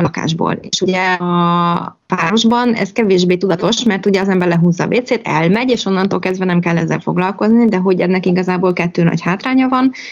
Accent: Pécs, Baranya, Hungary; also born or lived in Szarvaskő; now in Gyűrűfű, Hungary; a párom is, meg én is városban nőttünk fel, ő Budapesten, én meg Pécsen

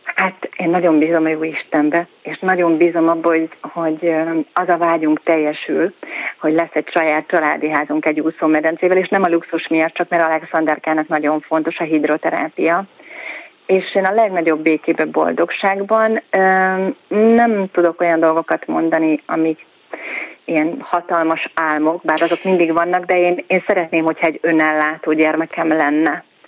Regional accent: Zalaegerszeg, Zala, Hungary; moved away as an adult; now in Budapest, Hungary; költözünk haza Zalaegerszegre a szülővárosunkba

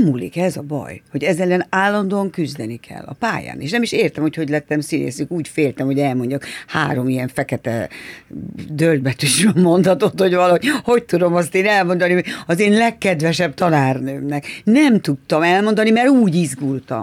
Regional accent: Budapest, Hungary; Én Rákos Csaba új telepen nevelkedtem. És a harmadik kerületben

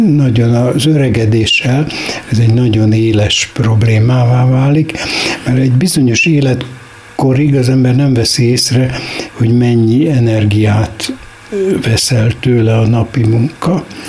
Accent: Budapest, Hungary; moved away as an adult; also born or lived in Kisoroszi; holott a város kellős közepén születtem

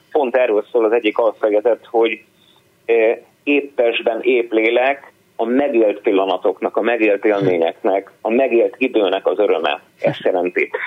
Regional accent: Tiszalök, Szabolcs-Szatmár-Bereg, Hungary; also born or lived in Budapest; now in Nyíregyháza, Hungary; Én Iregyháza mellett uh-huh. egy kis településen, Tiszelökön születtem, ott dobban a szív.

